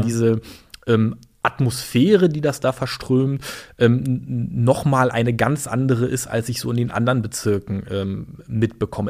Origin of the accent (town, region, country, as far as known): Berlin, Germany; born or raised there; also born or lived in Chemnitz / Greifswald